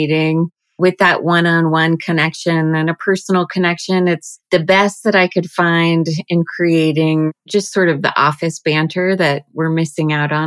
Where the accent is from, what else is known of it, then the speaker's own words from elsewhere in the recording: Boulder, Colorado, United States; Both my husband and I, we're both from Boulder, born and raised, and now raising our children here